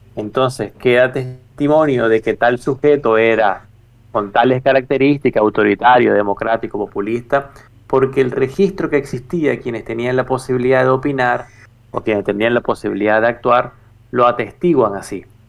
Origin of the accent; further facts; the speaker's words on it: Venezuela; yo soy venezolano